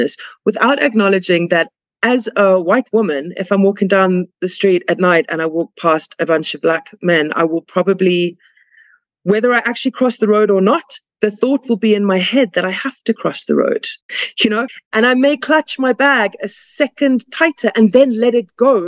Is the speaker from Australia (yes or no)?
no; South Africa; because I'm South African